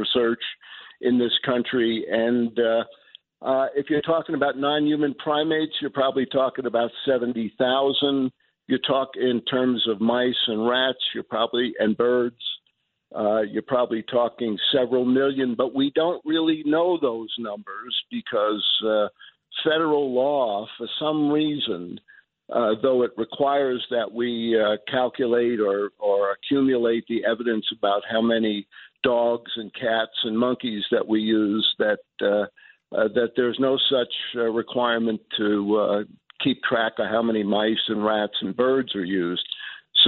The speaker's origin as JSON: {"language": "English", "town": "New York City", "region": "New York", "country": "United States", "tie": "born or raised there", "also_born_or_lived": "New Mexico", "moved": "yes", "said": "I grew up in New York, Elmhurst, listening to night radio"}